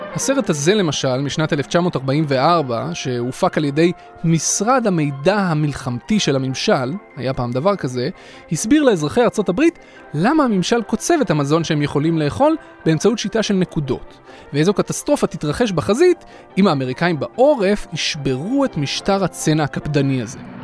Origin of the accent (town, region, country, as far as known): Israel